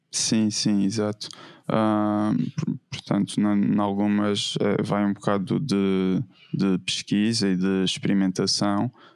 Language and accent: Portuguese; Madeira, Portugal; also born or lived in Évora; eu cresci uh, na Madeira, na Ilha da Madeira, em Portugal, uh, e, e, é onde atualmente vivo